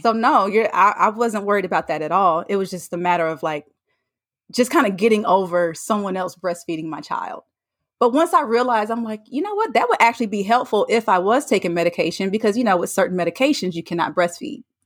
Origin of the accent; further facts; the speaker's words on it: North Carolina, United States; moved away; I'm from North Carolina. I went home to see family